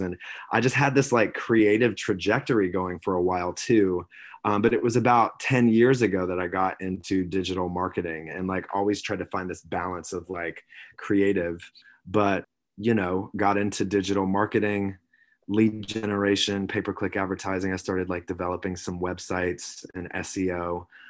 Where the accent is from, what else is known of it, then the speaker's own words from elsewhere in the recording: South Carolina, United States; now in Sausalito, United States; I was born and raised on the East Coast in South Carolina, small town. I'm, I mean, I'm a Southern gent at heart